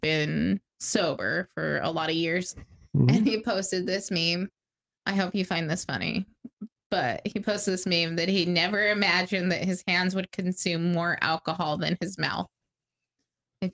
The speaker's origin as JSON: {"language": "English", "region": "Idaho", "country": "United States", "tie": "born or raised there", "said": "I grew up in Idaho, like, redneck fucking Idaho"}